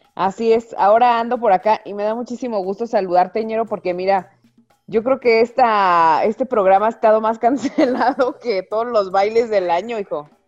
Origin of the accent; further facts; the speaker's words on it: Mexico City, Mexico; also born or lived in Guadalajara; now in Aguascalientes, Mexico; yo soy del DF